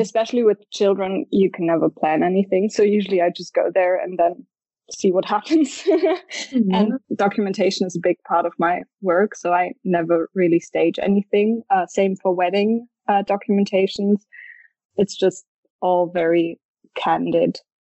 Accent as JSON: {"language": "English", "town": "Stuttgart", "region": "Baden-Württemberg", "country": "Germany", "said": "I'm from Stuttgart in the south of Germany."}